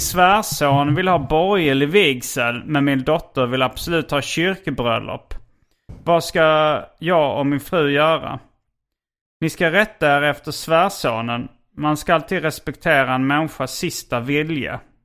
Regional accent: Hjärup, Skåne, Sweden; när jag var liten och bodde i Hjärup

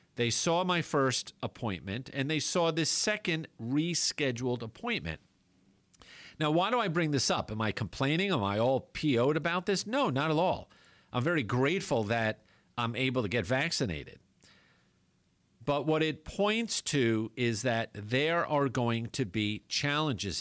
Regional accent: New York, United States; moved away; growing up in New York

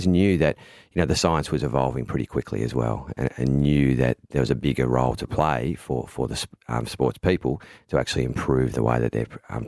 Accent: Melbourne, Victoria, Australia; I am from Melbourne.

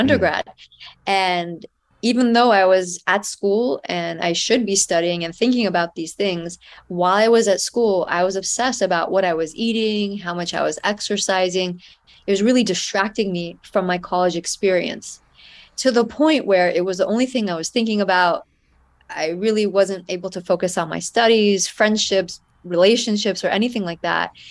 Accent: United States; I lived in the United States, so even though the food that was served at home was Persian food

